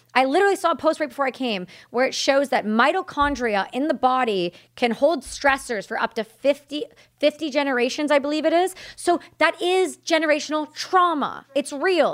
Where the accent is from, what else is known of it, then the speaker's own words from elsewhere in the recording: Canada; I'm Canadian